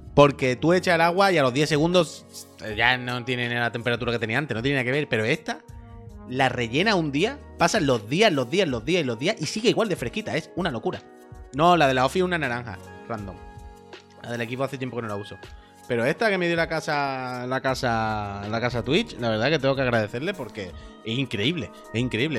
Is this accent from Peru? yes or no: no; Andalusia, Spain; accent: Andalusian; es mi acento andaluz